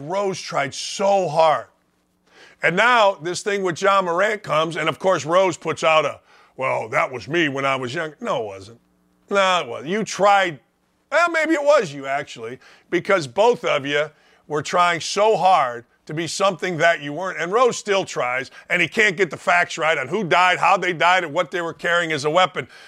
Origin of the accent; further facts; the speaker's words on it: Gary, Indiana, United States; growing up in Gary, Indiana